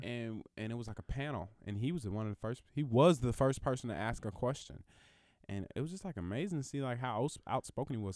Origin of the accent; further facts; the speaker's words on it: the South, United States; also born or lived in Alabama; there are more Mexicans at my school than there were black people 'cause I'm from the South